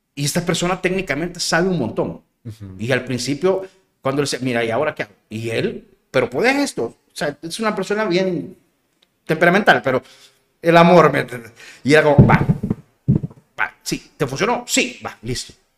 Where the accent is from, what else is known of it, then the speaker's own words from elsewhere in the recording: El Salvador; soy moreno y soy salvadoreño